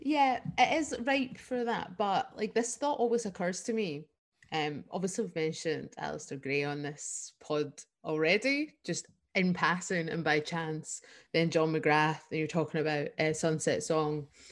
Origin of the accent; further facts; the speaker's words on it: Scotland, United Kingdom; as Scottish people.